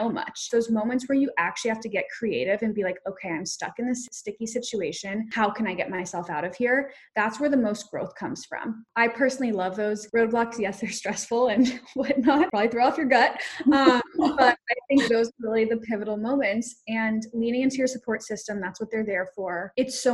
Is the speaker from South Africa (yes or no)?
yes; South Africa; I'm South African. I was born in South Africa. My whole family is